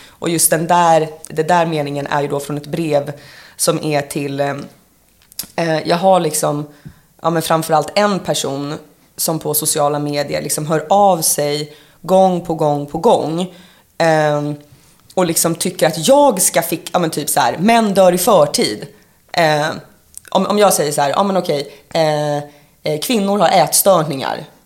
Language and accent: Swedish; Sorunda, Stockholm County, Sweden; moved away; also born or lived in Gothenburg; jag var ju uppvuxen utanför Nynäshamn i Sorunda